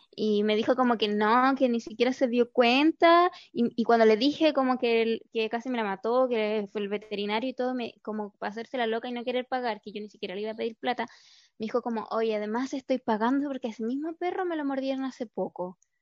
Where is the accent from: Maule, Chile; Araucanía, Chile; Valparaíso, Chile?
Araucanía, Chile; Pitrufquén; now in Santiago, Chile; yo en el verano me voy a Pitrufquén, a mi pueblo